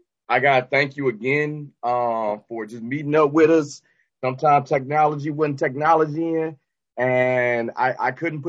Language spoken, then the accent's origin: English; Detroit, Michigan, United States; Either way, born and raised in Detroit.